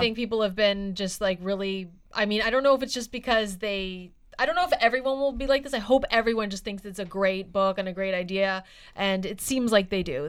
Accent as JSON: {"language": "English", "town": "Halifax", "region": "Nova Scotia", "country": "Canada", "tie": "born or raised there", "moved": "yes", "lives_now": "Vancouver, Canada", "said": "I am from Halifax and I know people there"}